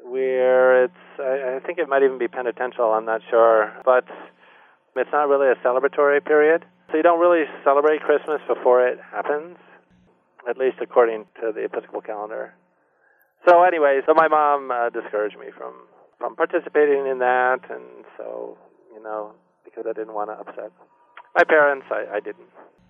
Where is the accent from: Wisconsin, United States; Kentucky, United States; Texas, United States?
Wisconsin, United States; born there; also born or lived in California / Maryland / Germany / Delaware; Even though I was born in Wisconsin, we were moving almost every year. I lived in California and Maryland and Germany for 3 years, and then finally back in the States in Delaware.